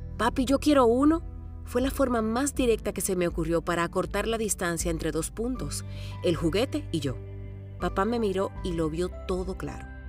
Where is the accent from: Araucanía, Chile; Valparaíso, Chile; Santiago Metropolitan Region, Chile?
Santiago Metropolitan Region, Chile; Santiago; also born or lived in Romania; Yo conocí a mi abuela Inés y mi abuelo Félix cuando llegamos de Rumania en el año 1980. Apenas tenía 6 años